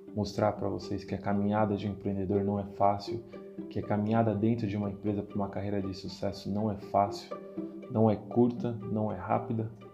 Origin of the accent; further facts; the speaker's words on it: Guarulhos, São Paulo, Brazil; Eu sou natural de Guarulhos, nasci do e criado em Guarulhos